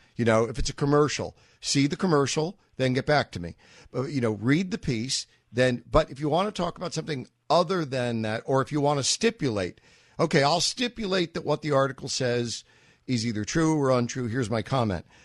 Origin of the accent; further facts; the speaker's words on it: New York, United States; moved away; I'm a New Yorker. I lived in New York